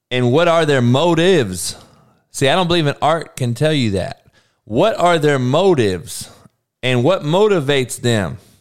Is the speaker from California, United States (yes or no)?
yes; California, United States; I'm actually from California. I'm actually from this area